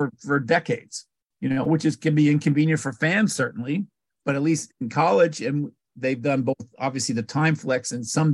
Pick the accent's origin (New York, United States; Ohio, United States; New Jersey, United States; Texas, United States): New Jersey, United States; I was growing up in Jersey